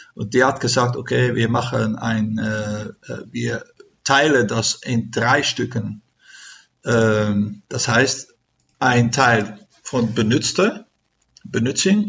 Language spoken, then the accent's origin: German; Netherlands; German is a second language; wir sind aus Holland